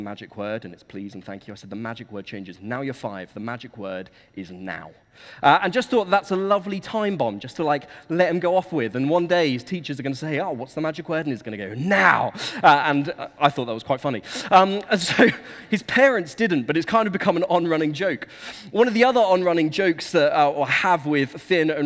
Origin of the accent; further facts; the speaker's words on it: Suffolk, East of England, United Kingdom; moved away as an adult; now in Dorset, United Kingdom; I come from Suffolk. That's where I grew up.